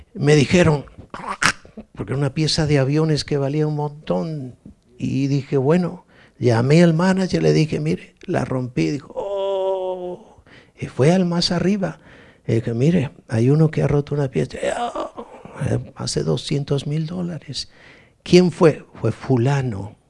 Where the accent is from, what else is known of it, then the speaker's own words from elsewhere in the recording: Galicia, Spain; soy gallego